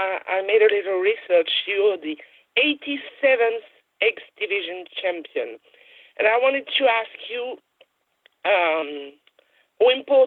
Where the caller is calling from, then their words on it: France; I'm great. I'm calling from France.